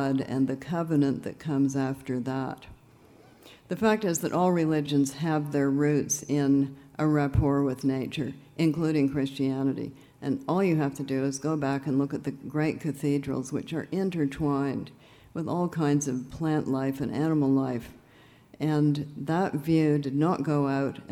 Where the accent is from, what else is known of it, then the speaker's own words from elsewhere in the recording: Canada; I'm from Canada